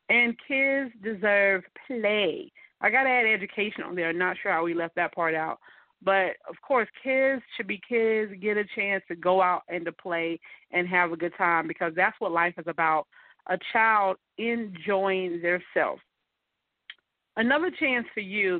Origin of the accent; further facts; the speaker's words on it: Mullins, South Carolina, United States; moved away; in a small town where I'm from called Mullins, South Carolina